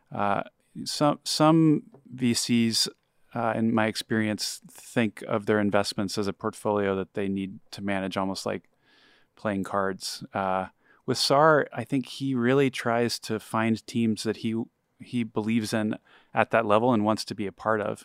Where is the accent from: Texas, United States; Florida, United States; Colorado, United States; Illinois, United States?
Texas, United States; I grew up in Texas